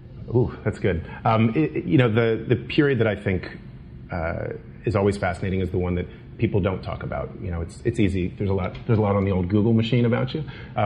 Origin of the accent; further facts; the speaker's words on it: Washington, District of Columbia, United States; I'm from the Washington D.C. area